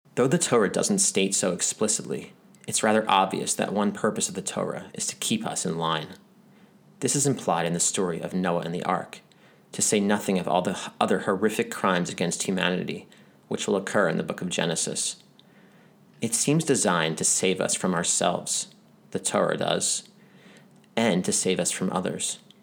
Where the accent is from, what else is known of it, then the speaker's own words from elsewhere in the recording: United States; moved away; also born or lived in Israel; I grew up in America